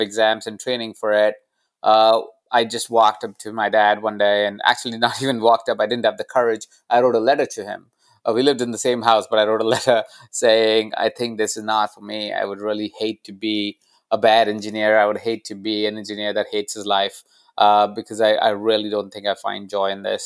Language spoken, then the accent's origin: English; Jaipur, Rajasthan, India; moved away; I was born in India. I was born in a small town called Jaipur.